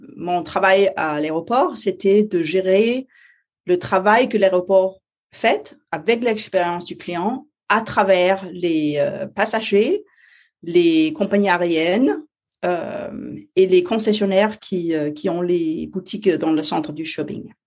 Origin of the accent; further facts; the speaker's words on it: Denmark; French is a second language; je suis danoise, alors euh, français c'est pas ma première langue